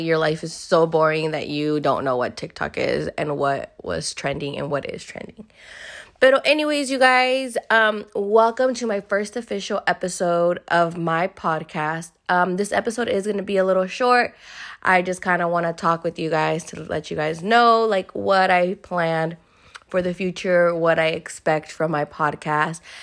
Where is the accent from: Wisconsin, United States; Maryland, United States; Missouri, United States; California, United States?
California, United States; Hayward; I was born and raised here in Hayward, California.